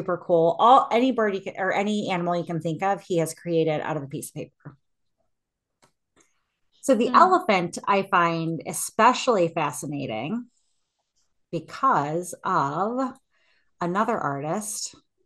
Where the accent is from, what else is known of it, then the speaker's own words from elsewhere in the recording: United States; I am American.